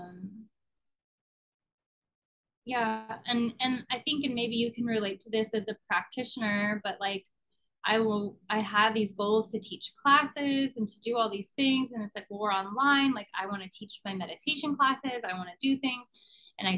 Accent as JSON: {"language": "English", "town": "Pittsburgh", "region": "Pennsylvania", "country": "United States", "tie": "born or raised there", "moved": "yes", "lives_now": "Los Angeles, United States", "said": "I grew up in Pittsburgh, so that's where my grandmother was."}